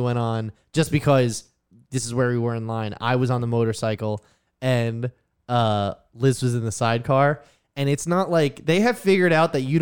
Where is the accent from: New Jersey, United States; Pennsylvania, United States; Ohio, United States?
New Jersey, United States; I'm from New Jersey